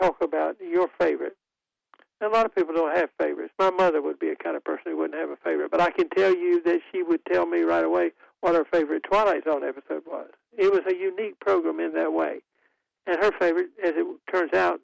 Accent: Raleigh, North Carolina, United States; I'm from Raleigh, North Carolina

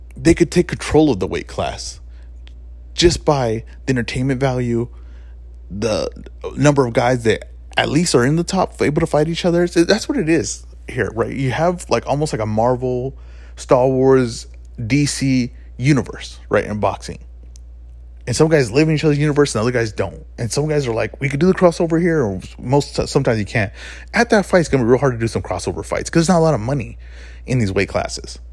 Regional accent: United States; we're from the States, right, well, at least I am

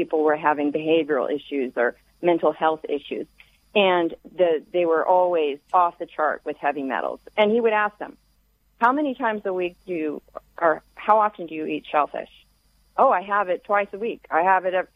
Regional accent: the South, United States; I grew up in the South

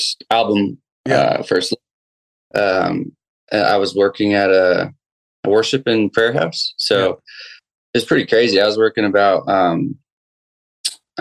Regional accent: northern Maine, United States; moved away as an adult; also born or lived in Saint John, New Brunswick, Canada; now in Southern California, United States; when I was seven, I moved to Maine, northern Maine, grew up there, and graduated to a town of 5,000 people

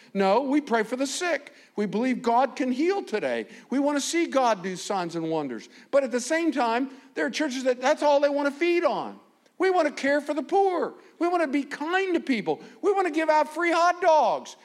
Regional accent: United States; I'm from America

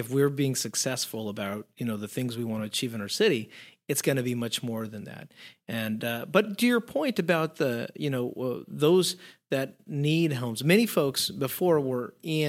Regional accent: Mexico; I mean, I grew up in Mexico where you always had almost 3 to 4 generations in a household.

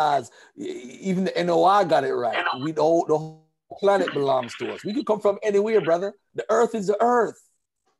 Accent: Jamaica; I was born in Jamaica.

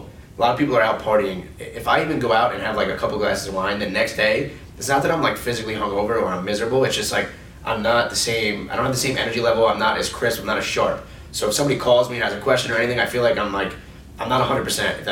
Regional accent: East Otago, New York, United States; I grew up in East Otago

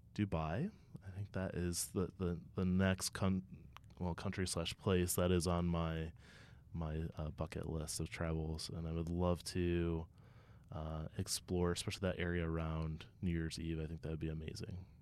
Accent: Ohio, United States; as someone who's born and raised in Ohio

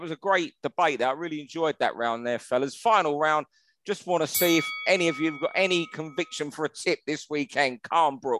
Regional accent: Manchester, North West England, United Kingdom; we're all from the Manchester area

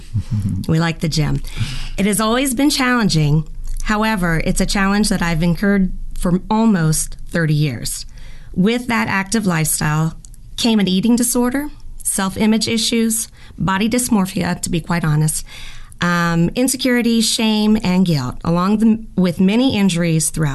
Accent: Lilburn, Georgia, United States; moved away; also born or lived in Maryland / Sarasota, Florida; we moved from Maryland to Lilburn, Georgia, where I was raised

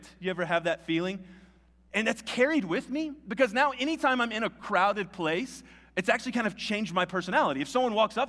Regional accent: Albuquerque, New Mexico, United States; I'm from Albuquerque.

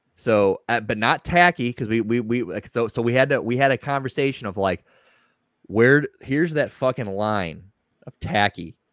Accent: St. Louis, Missouri, United States; I am from St. Louis. We're all originally from St. Louis. Uh, I'm the only one that's still in St. Louis

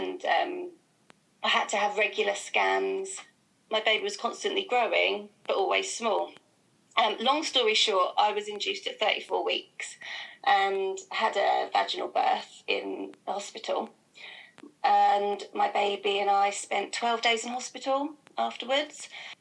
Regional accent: Felixstowe, East of England, United Kingdom; moved away as an adult; also born or lived in Reading; I grew up in Felixstowe, I didn't have anybody around.

